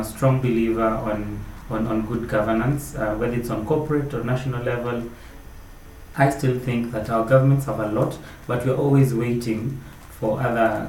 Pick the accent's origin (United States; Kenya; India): Kenya; as a Kenyan